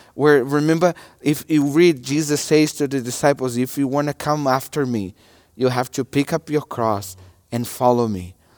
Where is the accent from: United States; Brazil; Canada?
Brazil; English is a second language; moved away; my nationality is a Brazilian. And I'm from Brazil